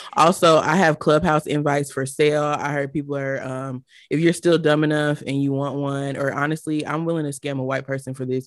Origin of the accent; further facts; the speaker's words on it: Atlanta, Georgia, United States; I'm from Atlanta